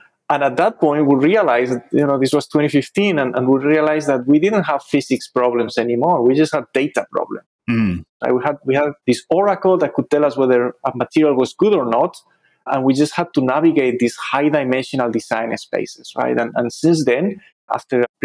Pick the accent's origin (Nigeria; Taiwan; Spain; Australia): Spain; moved away as an adult; now in United States; I did my undergrad studies back in my home country in Spain